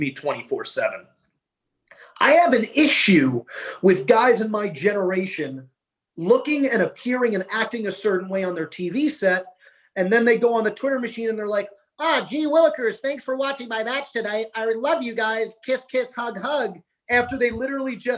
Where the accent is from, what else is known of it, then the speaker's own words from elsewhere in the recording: New York, United States; we're both from New York